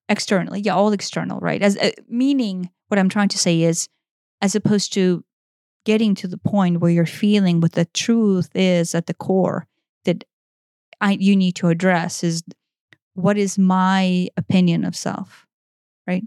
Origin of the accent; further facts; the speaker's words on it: Ukraine; moved away; based on my upbringing and how I was raised in Eastern Europe